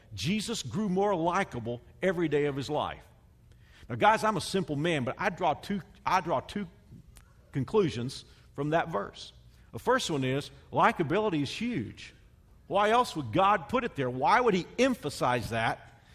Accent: the South, United States; I'm from the South, so you know I'm from where people call everybody honey and darling

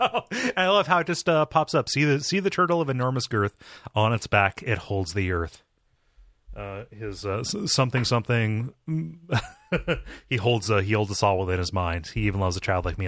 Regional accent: Ohio, United States; my home state

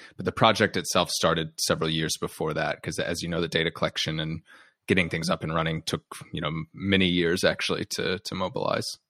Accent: United States; you and your listeners can tell from my accent, I'm from the U S

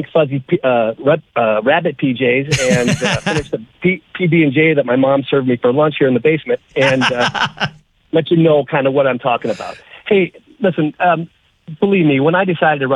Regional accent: Minnesota, United States; moved away as an adult; now in Texas, United States; I am originally from Minnesota. Born and raised, spent most of my life there

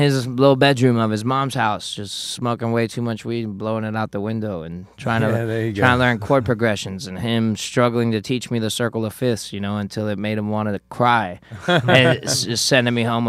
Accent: South Florida, United States; I'm Cuban, for those of you that don't know. Although I have a bit of a 9/11 look to me, I am Cuban. I'm from South Florida.

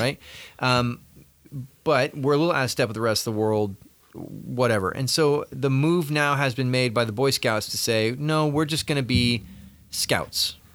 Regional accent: Southern California, United States; growing up in Southern California

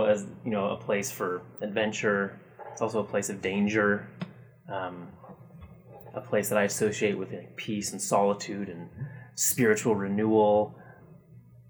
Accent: Bellingham, Washington, United States; moved away as an adult; also born or lived in Nebraska; now in Utah, United States; I grew up in Bellingham, Washington

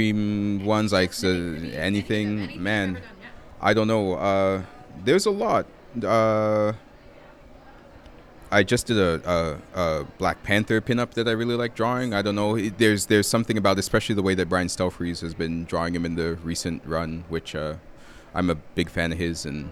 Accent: Toronto, Ontario, Canada; I'm from Toronto, which has a very robust comic book scene

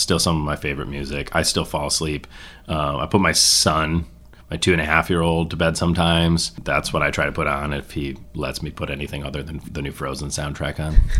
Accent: Mackinaw City, Michigan, United States; It's not rural. That's the one weird thing about Mackinac City in terms of being from northern Michigan

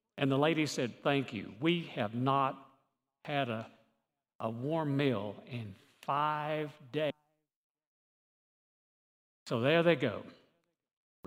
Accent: Birmingham, Alabama, United States; one little boy growing up in Birmingham, Alabama.

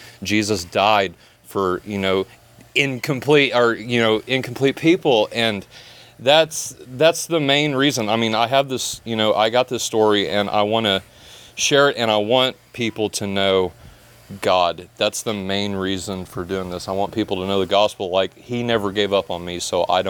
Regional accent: Indiana, United States; moved away as an adult; also born or lived in Florida; I was 18, moved to Florida. I'm originally from Indiana.

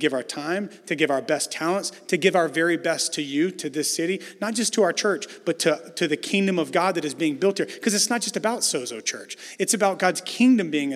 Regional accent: the South, United States; moved away as an adult; now in San Francisco, United States; I know I'm from the South

